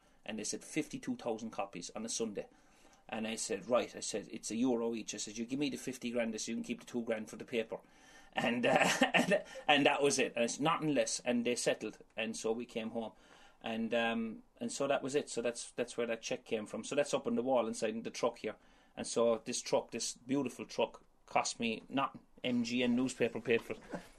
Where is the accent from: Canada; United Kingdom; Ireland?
Ireland; accent: Irish; well, my mama originally, but Ireland.